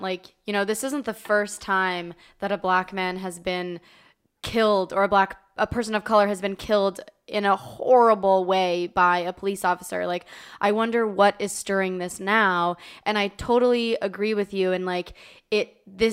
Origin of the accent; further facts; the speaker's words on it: San Diego, California, United States; moved away as an adult; I moved to a town that was a little bit more conservative than growing up in San Diego, which is a very liberal town